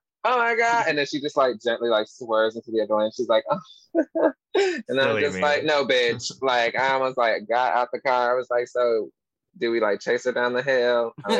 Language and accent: English; New York, United States; now in Seattle, United States; I grew up in New York, so I never had a license. But I did like try to learn how to drive in Seattle